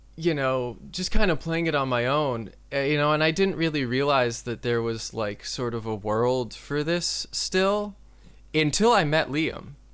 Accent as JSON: {"language": "English", "town": "Gloucester", "region": "Massachusetts", "country": "United States", "tie": "born or raised there", "also_born_or_lived": "Lowell, Massachusetts / Watertown, Massachusetts", "said": "I grew up um, in a city called Gloucester that's about twenty-five, thirty miles north of Boston"}